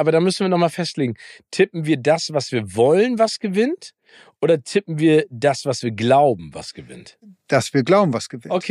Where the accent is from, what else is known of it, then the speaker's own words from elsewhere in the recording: Hamburg, Germany; Ich als Hamburger weiß ja, ne, es gibt äh, nicht falsches Wetter, sondern falsche Kleidung.